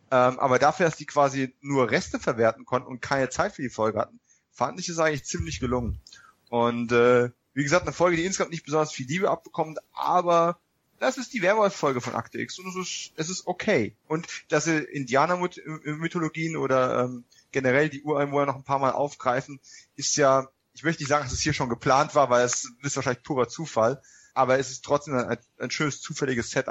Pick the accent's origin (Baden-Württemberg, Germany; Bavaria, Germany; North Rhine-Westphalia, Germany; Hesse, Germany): Bavaria, Germany; Ihr wisst ja, ich komme aus Bayern, ne?